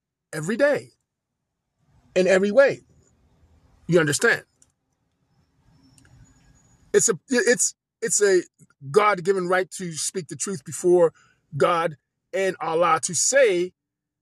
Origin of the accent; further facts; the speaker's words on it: Pensacola, Florida, United States; where I was born in Pensacola